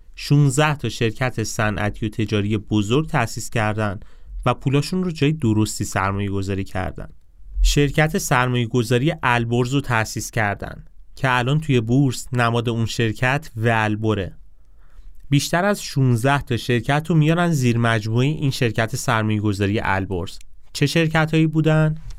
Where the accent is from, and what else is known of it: Iran